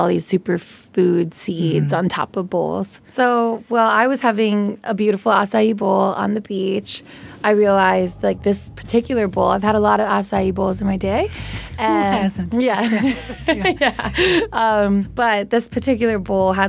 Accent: Chicago, Illinois, United States; moved away as an adult; also born or lived in Sydney, Australia; I'm from Chicago

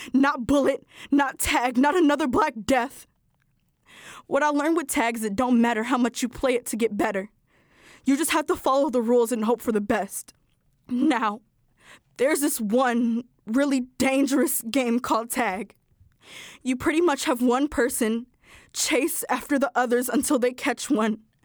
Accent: Chicago, Illinois, United States; I am fifteen years old and I am from West Pullman.

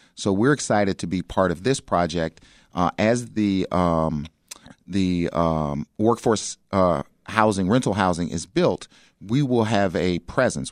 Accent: Chicago, Illinois, United States; I grew up in South Shore

